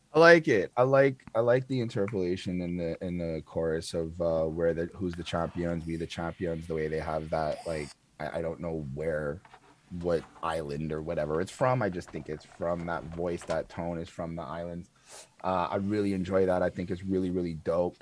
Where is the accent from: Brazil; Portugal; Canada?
Canada; me being Canadian